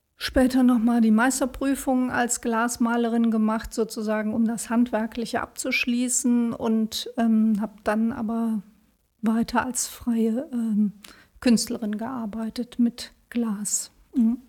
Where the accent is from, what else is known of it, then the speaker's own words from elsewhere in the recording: Bonn, North Rhine-Westphalia, Germany; Also, ich bin nicht in Bonn geboren, aber seit der zweiten Klasse bin ich in Bonn